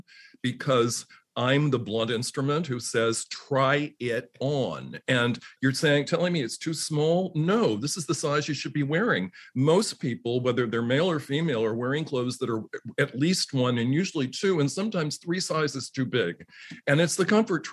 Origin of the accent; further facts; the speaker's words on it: Washington, District of Columbia, United States; growing up in Washington, D.C., it's hardly a fashion capital.